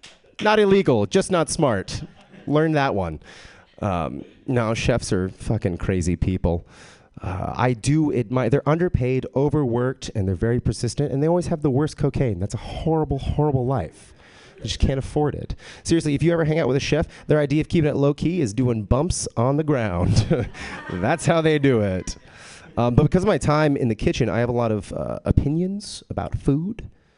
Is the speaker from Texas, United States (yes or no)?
yes; Texas, United States; I grew up in Texas. I was raised a Jehovah's Witness.